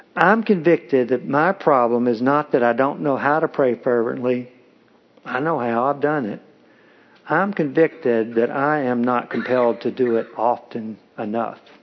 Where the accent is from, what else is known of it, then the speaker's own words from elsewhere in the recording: Kentucky, United States; I'm from Kentucky, and I get accused of being from Tennessee, but I'm from Kentucky. We get married young there